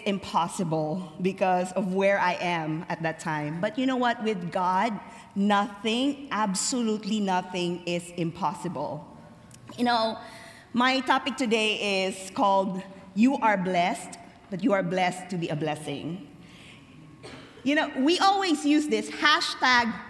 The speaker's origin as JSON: {"language": "English", "country": "Philippines", "tie": "born or raised there"}